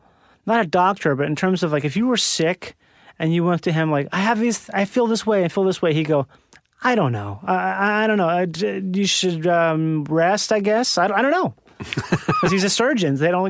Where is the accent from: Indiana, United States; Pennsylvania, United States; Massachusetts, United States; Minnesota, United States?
Minnesota, United States; Rochester; Rochester, Minnesota.